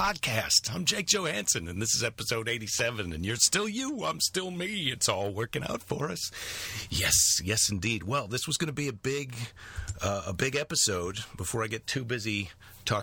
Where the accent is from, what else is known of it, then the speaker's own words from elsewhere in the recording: Iowa, United States; I'm from Iowa